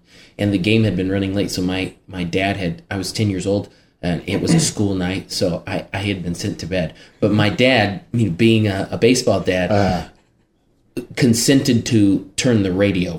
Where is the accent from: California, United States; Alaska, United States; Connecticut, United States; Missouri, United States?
California, United States; Bakersfield; we grew up in Bakersfield, which wasn't far from